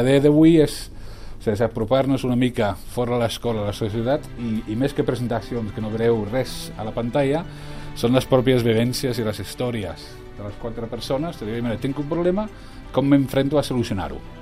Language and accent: Catalan; England, United Kingdom; moved away; soc anglès